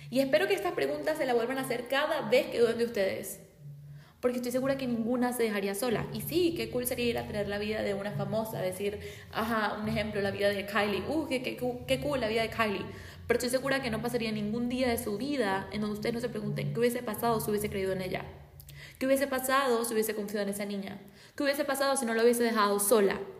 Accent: Venezuela; yo soy de Venezuela y en mi país hay miles de historias donde día a día muere gente

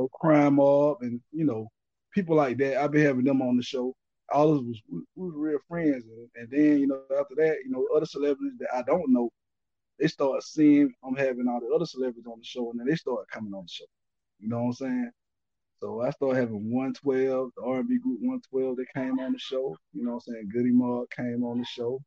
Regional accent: Albany, Georgia, United States; moved away as an adult; now in Atlanta, United States; I'm from Albany. I was born in Albany, Georgia.

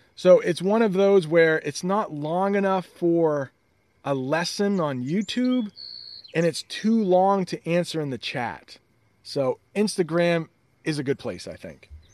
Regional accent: United States; as an American

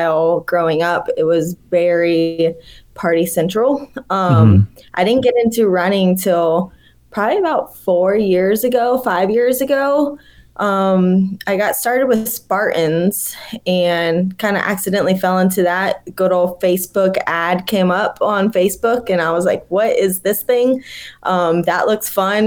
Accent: Ocala, Florida, United States; moved away as an adult; also born or lived in Tallahassee, Florida / Telluride, Colorado; now in Asheville, United States; I grew up in a little town, Ocala, Florida, kind of smack dab in the middle of the state

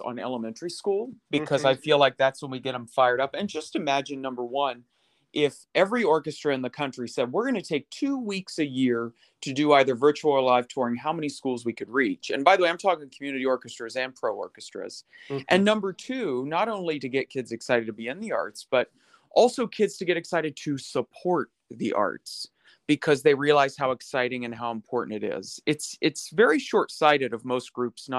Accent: Parkersburg, West Virginia, United States; I grew up in Parkersburg, which is way over on the western side, right across the river from Ohio.

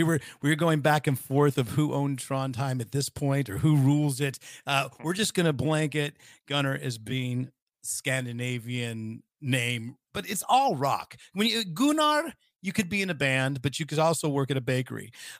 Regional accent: Bay Area, California, United States; now in Sweden; I grew up in the Bay Area

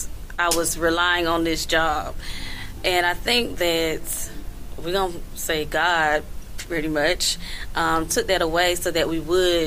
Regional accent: Florida, United States; moved away; I'm from Florida.

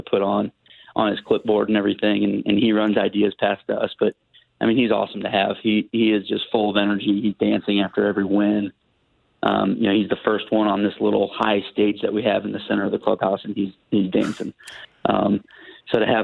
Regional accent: Columbia, Illinois, United States; I was from Columbia

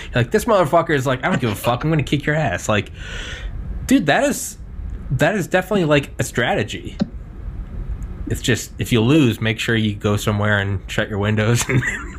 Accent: New England, United States; And, like, I'm from New England, so I like the Patriots.

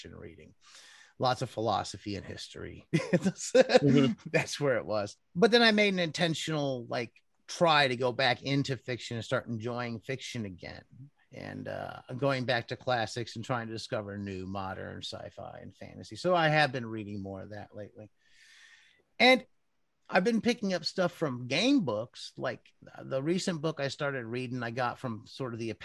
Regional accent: Cleveland, Ohio, United States; Growing up in Cleveland

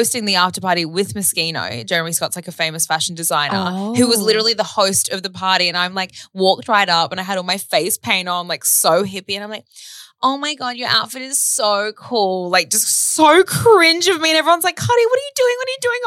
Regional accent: Australia; accent: Australian; They love our accents

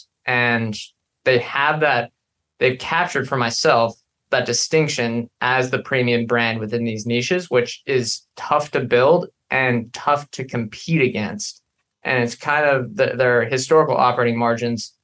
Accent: Pacific Northwest, United States; we're from the Pacific Northwest

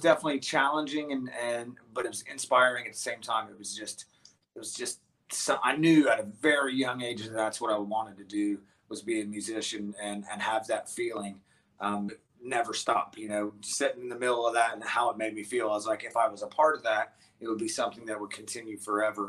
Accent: West Virginia, United States; now in Columbus, United States; I was born and raised in West Virginia

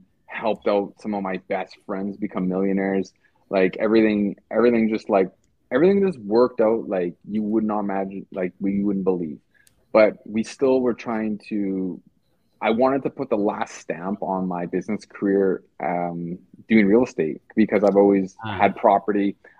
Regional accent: Edmonton, Alberta, Canada; I'm from Edmonton.

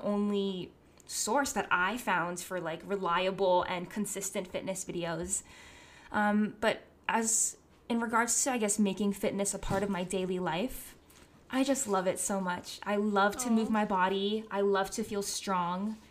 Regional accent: Hawaii, United States; moved away; Growing up in Hawaii

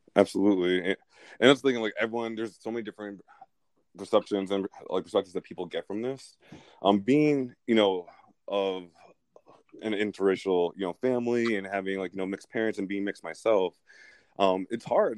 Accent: United States; I am a uh, Nigerian, Irish, I'm gay American

